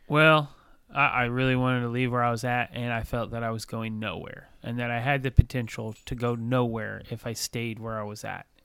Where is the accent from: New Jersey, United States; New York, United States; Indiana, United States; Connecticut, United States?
Indiana, United States; Bloomington; I grew up in Bloomington.